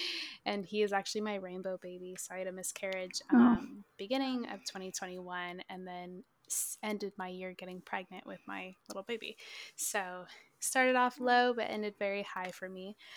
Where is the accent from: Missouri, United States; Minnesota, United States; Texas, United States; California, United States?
Minnesota, United States; So I'm actually originally from Minnesota. This was my like 17th move though.